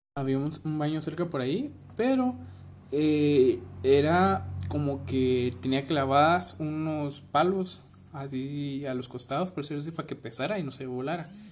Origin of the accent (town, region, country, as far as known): Guatemala